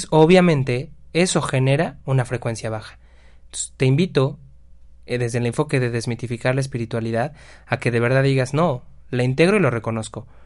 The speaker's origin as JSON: {"language": "Spanish", "country": "Mexico", "said": "Qué bueno que somos mexicanos"}